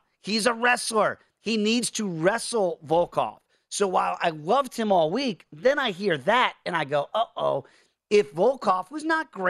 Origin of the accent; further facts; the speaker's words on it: New York, United States; moved away; also born or lived in Chicago; because I lived in Chicago, I was born in New York.